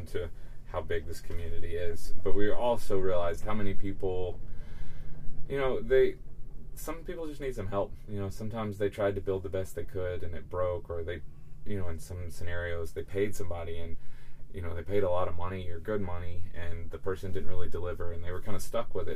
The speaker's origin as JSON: {"language": "English", "region": "Alabama", "country": "United States", "tie": "born or raised there", "also_born_or_lived": "Birmingham, Alabama / Dallas, Texas", "moved": "as an adult", "said": "I grew up in Alabama. I was living in Birmingham"}